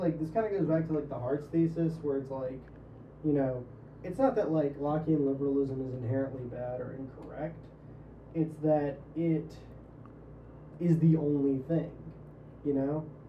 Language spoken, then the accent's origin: English; Louisiana, United States; I see myself as a Louisianian first, and then an American.